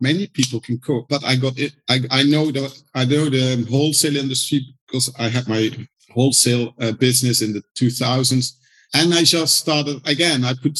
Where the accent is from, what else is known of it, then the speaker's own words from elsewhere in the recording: London, United Kingdom; when you said, oh, from London, they loved it and that's where they want to go to.